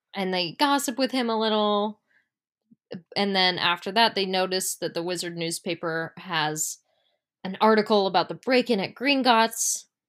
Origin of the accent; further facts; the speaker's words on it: United States; we are American